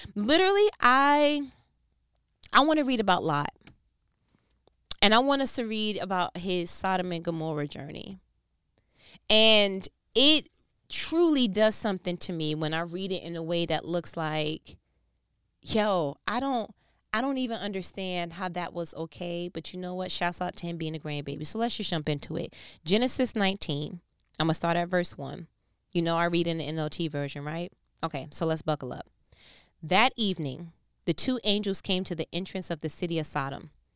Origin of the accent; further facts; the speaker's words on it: New York, United States; I'm from New York